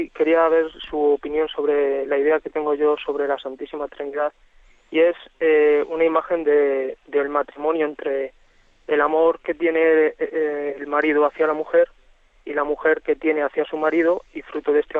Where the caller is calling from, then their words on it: Jerez, Andalusia, Spain; de Jerez.